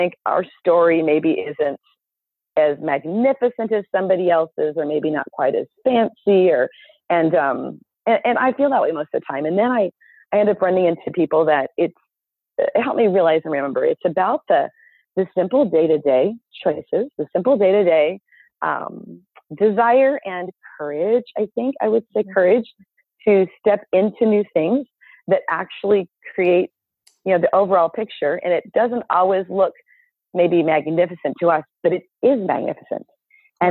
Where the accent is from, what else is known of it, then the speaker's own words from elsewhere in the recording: Southern California, United States; moved away as an adult; now in Minnesota, United States; I was born and raised in Southern California